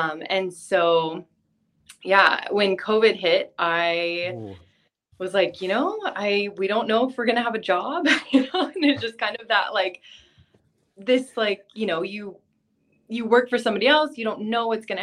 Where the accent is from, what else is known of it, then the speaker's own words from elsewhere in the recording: California, United States; moved away as an adult; also born or lived in Texas; now in Hawaii, United States; I'm from California